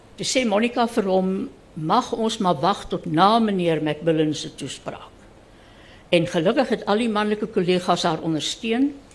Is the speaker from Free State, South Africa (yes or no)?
yes; Reitz, Free State, South Africa; moved away; Ek was toe 6 jaar oud toe dit uh uitgekom het. En ons is van Ryds af Bethlehem toe